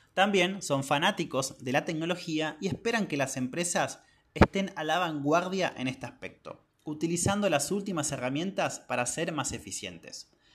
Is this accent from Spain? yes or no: no; northern Patagonia, Argentina; now in Córdoba, Argentina; yo soy del norte de la Patagonia y estudié y vivo actualmente en la ciudad de Córdoba